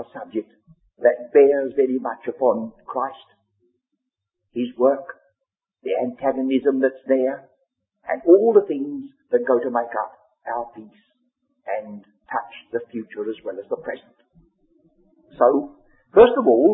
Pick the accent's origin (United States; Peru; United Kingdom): United Kingdom; England; first language English; we have to read our English Bible, that's in our mother tongue